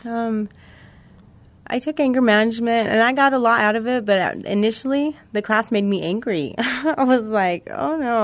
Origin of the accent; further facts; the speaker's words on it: Missouri, United States; now in New Mexico, United States; I'm from Missouri